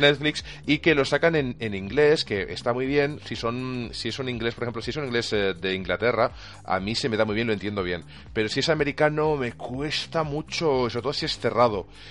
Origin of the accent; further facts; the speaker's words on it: Catalonia, Spain; soy catalán